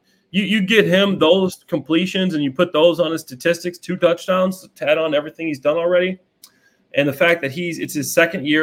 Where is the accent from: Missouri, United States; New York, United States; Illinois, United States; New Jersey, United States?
Illinois, United States; Chicago; I'm from Chicago. I'm a Bears fan by trade. That's a team that I grew up watching every single